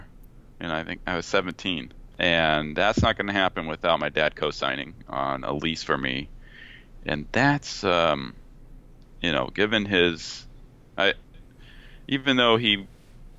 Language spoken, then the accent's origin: English; Placentia, California, United States; I grew up in Placentia, California, near Yorba Linda, Brea area